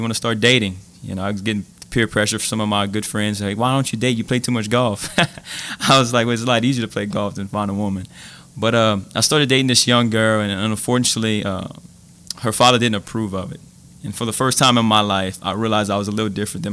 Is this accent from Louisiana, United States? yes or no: yes; Abbeville, Louisiana, United States; I'm from Abbeville, Louisiana, small town Cajun boy. I went to Mount Carmel and Vermilion Catholic High School